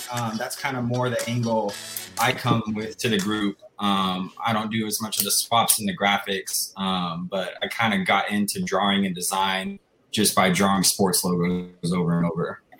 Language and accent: English; Texas, United States; I'm from Texas.